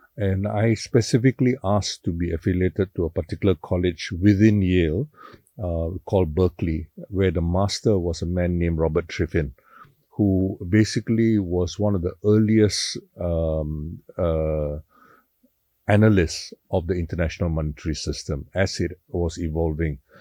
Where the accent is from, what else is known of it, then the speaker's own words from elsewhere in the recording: George Town, Penang, Malaysia; I thoroughly enjoyed growing up in Penang